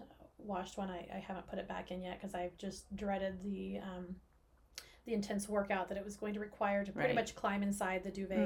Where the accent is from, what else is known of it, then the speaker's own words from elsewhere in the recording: Oklahoma, United States; I grew up in Oklahoma